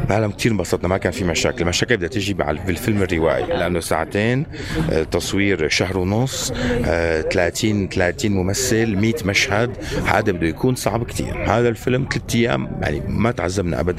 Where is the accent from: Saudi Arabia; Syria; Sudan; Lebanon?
Syria; moved away; فمشان هيك نحن طلعنا كمان من سوريا مشان نحسن نشتغل المهنه